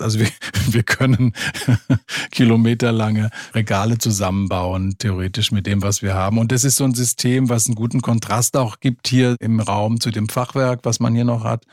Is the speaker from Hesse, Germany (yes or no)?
yes; Limburg an der Lahn, Hesse, Germany; moved away as an adult; also born or lived in Frankfurt; now in Giebelstadt, Germany; Ich komme aus Limburg an der Lahn, aus Hessen bin da aufgewachsen und bin dann nach dem Abitur nach Frankfurt gegangen